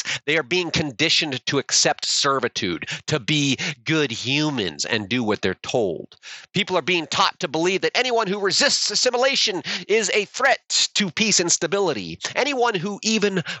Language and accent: English; United States; being an American